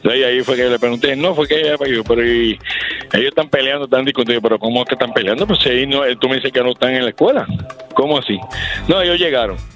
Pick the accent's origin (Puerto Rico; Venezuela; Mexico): Puerto Rico; Yo, de Puerto Rico.